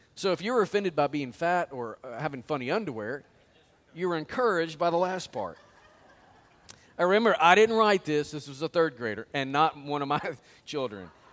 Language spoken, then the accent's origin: English; Springdale, Arkansas, United States; I went to the bank there in my hometown